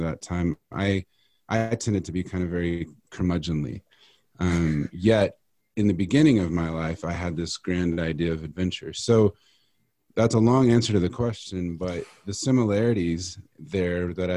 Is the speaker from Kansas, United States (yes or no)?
yes; Kansas, United States; also born or lived in Texas; now in Colorado, United States; I was born in Texas, but raised in Kansas.